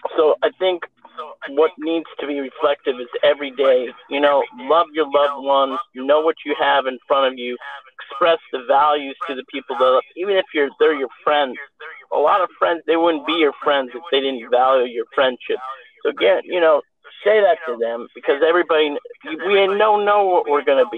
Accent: Los Angeles, California, United States; I am from Los Angeles.

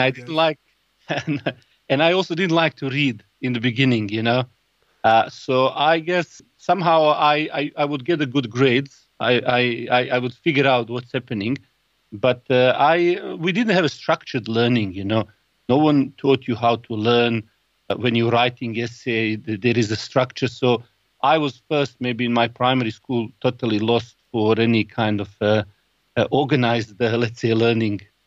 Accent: Sarajevo, Bosnia & Herzegovina; I was born in Bosnia Sarajevo

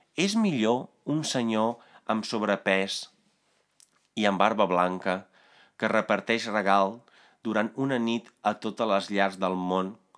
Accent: Italy; Catalan is a second language; now in Spain; jo vinc d'Itàlia

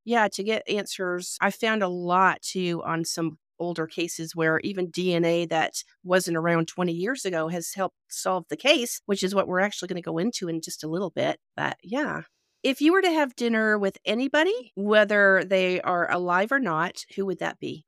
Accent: Canada; also born or lived in North Carolina; now in Georgia, United States; I am originally from Canada, so yeah, I've lived here and there myself

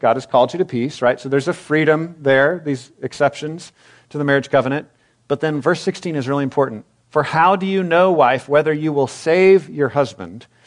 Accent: Texas, United States; I'm a Texan

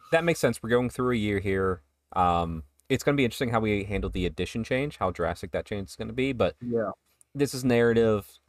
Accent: United States; As an American

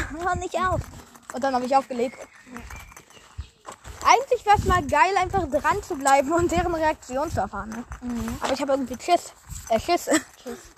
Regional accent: Hamburg, Germany; now in Berlin, Germany; Wir sind Hamburger, die in Berlin leben.

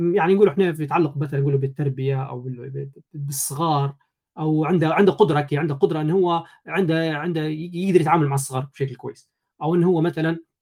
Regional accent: Janzour, Tripoli District, Libya; ولدت في ليبيا طرابلس جنزور آه، يعني مواليد 92

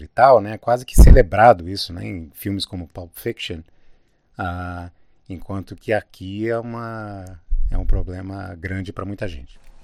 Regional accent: Brazil; moved away; also born or lived in United States; uma pessoa como eu, que sou brasileiro

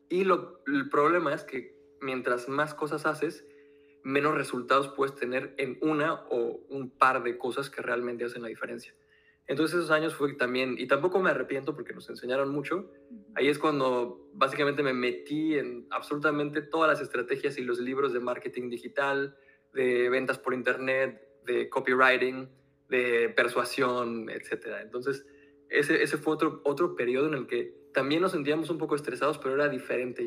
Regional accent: Mexico; moved away as an adult; now in France; yo nací en México, ahora vivimos en Francia

